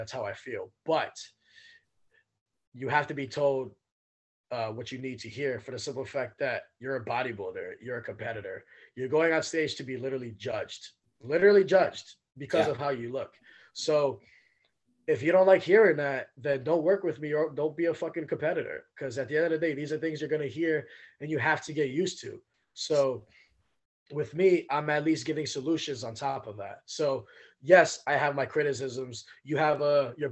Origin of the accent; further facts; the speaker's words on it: New York City, New York, United States; moved away as an adult; now in Washington, United States; I grew up in Brooklyn, New York, and in East New York in particular, Cypress Hills.